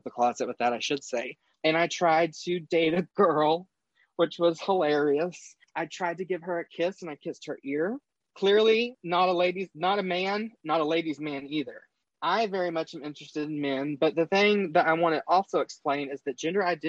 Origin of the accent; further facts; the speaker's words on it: North Texas, United States; moved away as an adult; now in Eastern Kentucky, United States; I'm originally from North Texas. I live in Eastern Kentucky now